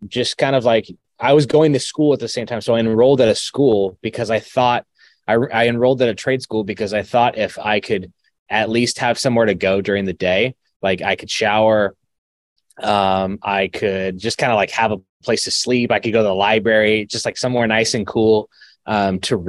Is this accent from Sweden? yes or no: no; Arizona, United States; also born or lived in Fresno, California; I grew up in Arizona. I was born in Fresno, grew up in Arizona